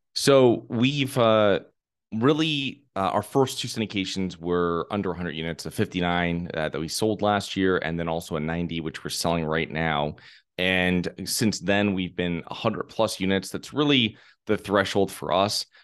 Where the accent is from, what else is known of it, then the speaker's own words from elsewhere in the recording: Connecticut, United States; moved away; I'm originally from Connecticut.